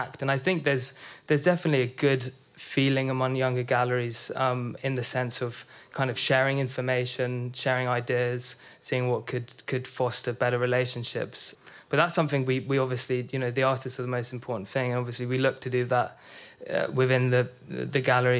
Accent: London, United Kingdom; I'm from North London

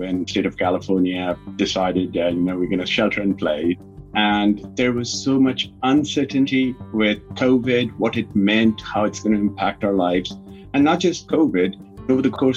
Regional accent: North India, India; moved away as an adult; also born or lived in United Kingdom / Ukraine / East Coast, United States; now in Stockton, United States; I was born and raised in India

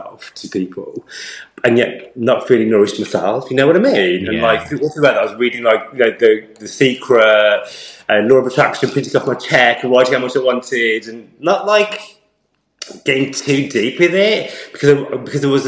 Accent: United Kingdom; growing up as a British Asian guy

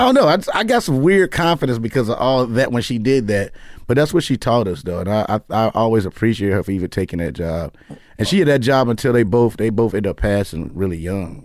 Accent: Chicago, Illinois, United States; moved away as an adult; also born or lived in New York; now in Los Angeles, United States; I'm from Chicago, but I lived in New York for two years, and then I came here

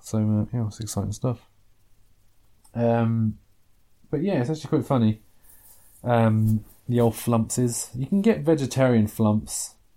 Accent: England, United Kingdom; there are things about being English that I'm quite proud of.

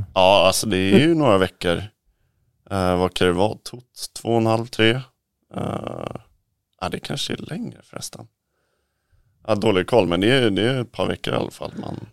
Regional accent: Sweden; moved away; Vi är ju några svenskar där

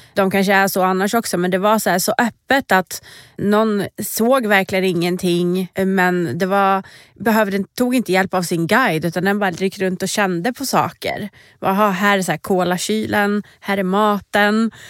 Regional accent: Sweden; jag var ju första svensk och fortfarande enda svensk som har fått representera vårt land

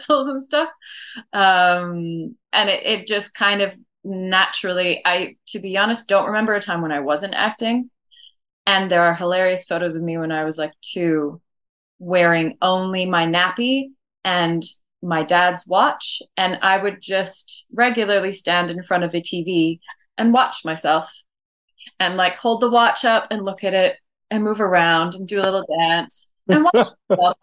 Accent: Saskatoon, Saskatchewan, Canada; moved away as an adult; now in Madrid, Spain; Saskatoon was great and cold and mosquito-filled place to grow up

